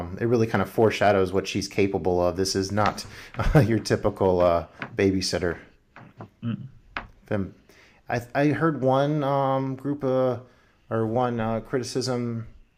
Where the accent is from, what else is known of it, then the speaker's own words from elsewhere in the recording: United States; as an American